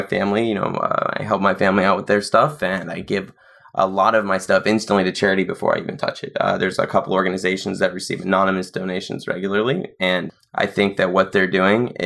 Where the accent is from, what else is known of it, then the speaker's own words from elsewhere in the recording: Nashville, Tennessee, United States; I was in South Nashville